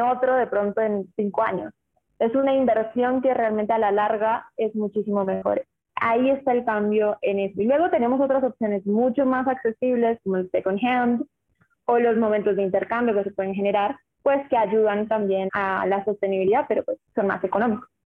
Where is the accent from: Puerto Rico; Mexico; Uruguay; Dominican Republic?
Uruguay; also born or lived in Colombia; Yo soy colombiana, pero me crié en Uruguay.